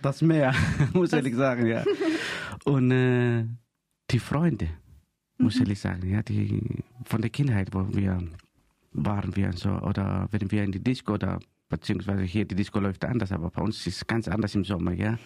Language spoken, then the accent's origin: German; Greece; German is a second language; now in Freiburg, Germany; ich bin Grieche und ich bleibe Grieche